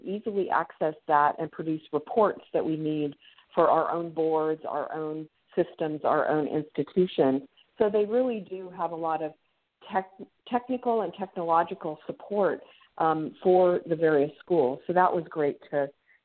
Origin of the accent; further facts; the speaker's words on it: San Francisco Bay Area, California, United States; moved away as an adult; also born or lived in Los Angeles, California; now in Anchorage, United States; I grew up in the San Francisco Bay Area